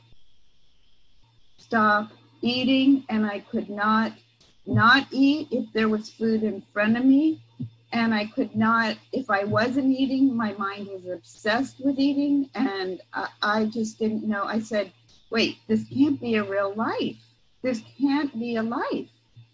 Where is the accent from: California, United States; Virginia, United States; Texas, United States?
California, United States; San Mateo; I'm from San Mateo, the peninsula